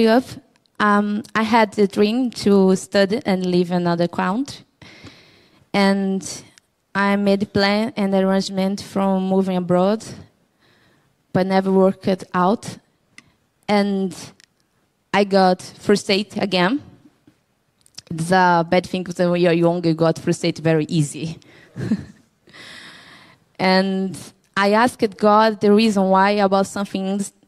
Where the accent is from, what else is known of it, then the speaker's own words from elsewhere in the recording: Brazil; English is a second language; now in Cork, Ireland; I'm from Brazil. I'm 31 years old.